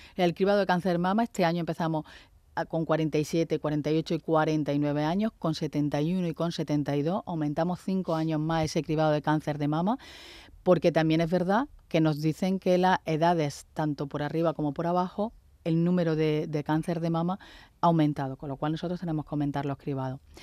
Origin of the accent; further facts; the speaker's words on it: Andalusia, Spain; porque también somos andaluces